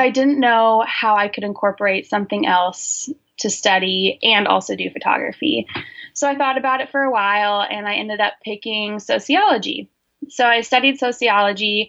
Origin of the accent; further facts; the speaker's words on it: Olympia, Washington, United States; I grew up in Olympia, Washington, and I currently live in Olympia, Washington